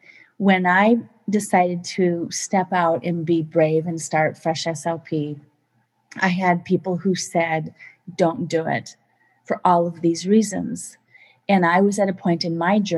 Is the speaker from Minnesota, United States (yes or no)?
yes; Minnesota, United States; I come from Minnesota where we have fish and release